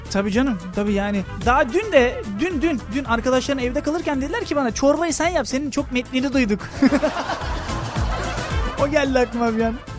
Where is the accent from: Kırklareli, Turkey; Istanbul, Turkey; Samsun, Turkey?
Kırklareli, Turkey; Lüleburgaz; ben Lüleburgazlıyım